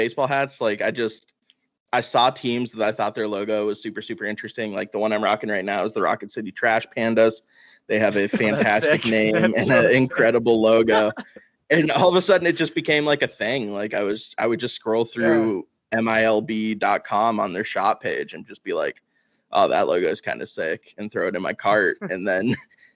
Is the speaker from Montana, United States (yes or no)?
yes; Missoula, Montana, United States; I'm from Missoula, Montana. Our minor league baseball team is the Missoula Paddleheads